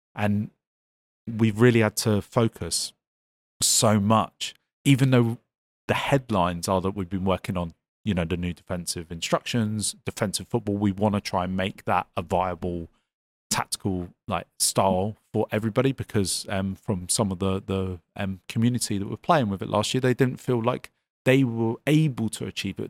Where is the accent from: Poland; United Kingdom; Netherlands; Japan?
United Kingdom; Devon, South West England; moved away; I come from Devon originally